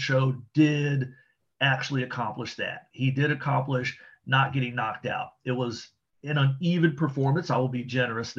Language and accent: English; Fort Washington, Maryland, United States; near where I grew up in Fort Washington